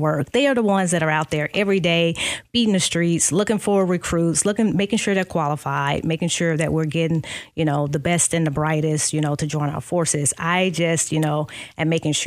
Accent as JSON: {"language": "English", "town": "Moss Point", "region": "Mississippi", "country": "United States", "tie": "born or raised there", "also_born_or_lived": "Georgia", "moved": "yes", "said": "I am from a small town near Biloxi, a little town called Moss Point, Mississippi. So not too far from here, about 6 hours. I was born in Georgia. I'm kind of a military brat"}